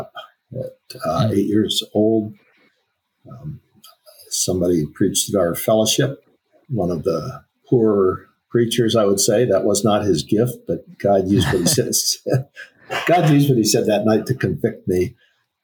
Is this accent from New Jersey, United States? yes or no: no; Akron, Ohio, United States; I was born in Akron, Ohio.